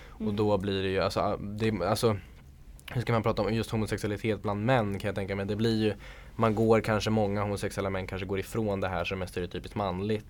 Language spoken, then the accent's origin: Swedish; Sweden; jag är född i Sverige